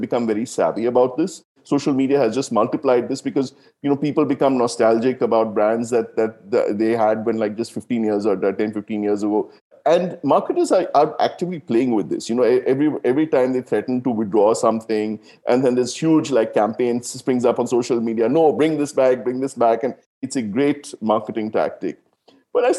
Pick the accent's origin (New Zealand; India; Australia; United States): India; South India; I grew up in South India